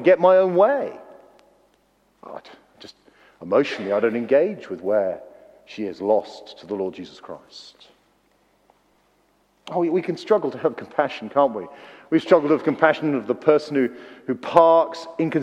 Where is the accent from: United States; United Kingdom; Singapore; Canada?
United Kingdom; Wales; moved away; Being a Welshman